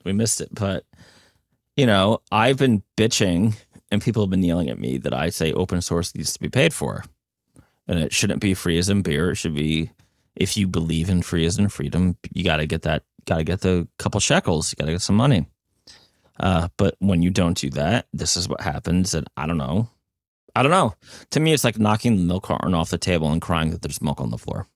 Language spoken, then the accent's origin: English; New Jersey, United States; I'm from New Jersey